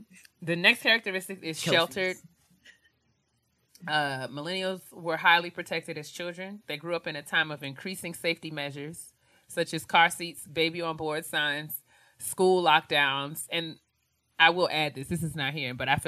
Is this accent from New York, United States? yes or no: yes; New York, United States; because we were raised in New York